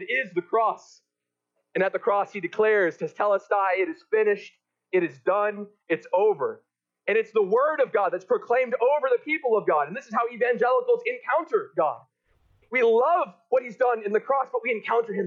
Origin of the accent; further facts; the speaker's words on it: Texas, United States; I'm from Texas